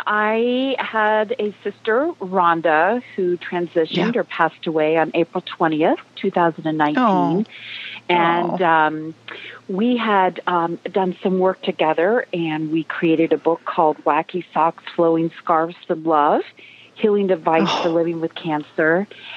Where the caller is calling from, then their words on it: North Carolina, United States; I'm calling from the Blue Ridge Mountains in North Carolina.